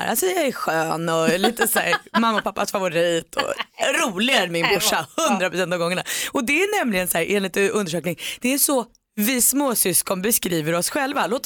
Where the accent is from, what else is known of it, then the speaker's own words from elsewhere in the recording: Norway; Jag är från Norge och kommer till Sverige nästa månad.